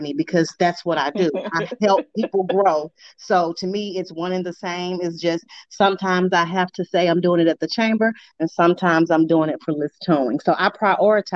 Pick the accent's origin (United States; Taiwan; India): United States; Arkansas; now in St. Louis, United States; little old me from Arkansas